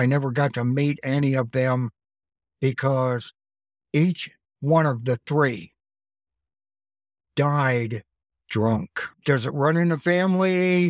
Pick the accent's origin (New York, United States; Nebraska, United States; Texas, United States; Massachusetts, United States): Nebraska, United States; also born or lived in Cheyenne, Wyoming; There wasn't anybody close to my age when I grew up. And I came from Nebraska out to Cheyenne, Wyoming.